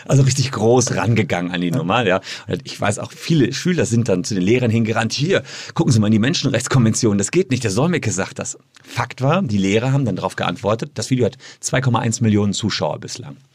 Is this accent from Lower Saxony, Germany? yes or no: no; Gevelsberg, North Rhine-Westphalia, Germany; also born or lived in Cologne; in Gefelsberg, meine Heimatstadt